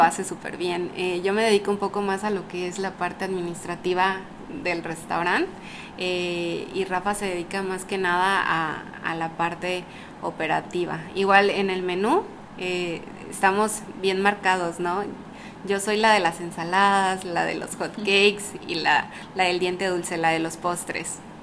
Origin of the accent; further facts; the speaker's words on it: Ciudad del Carmen, Campeche, Mexico; also born or lived in Mérida; Yo soy de aquí, de Ciudad del Carmen.